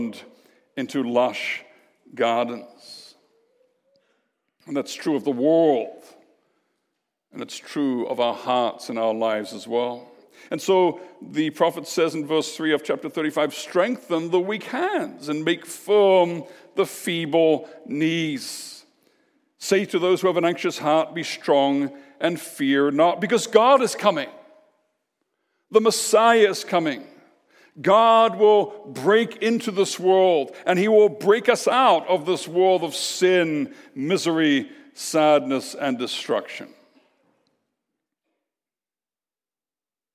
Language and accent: English; Canada; we're Canadian.